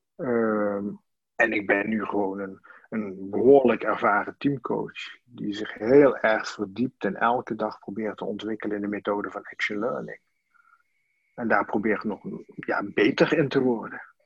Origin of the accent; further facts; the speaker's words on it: Sittard, Limburg, Netherlands; moved away as an adult; also born or lived in Amsterdam; ik kom uit Sittard vandaan. En, in Sittard daar ben ik geboren als, uh, als mijnwerkerszoon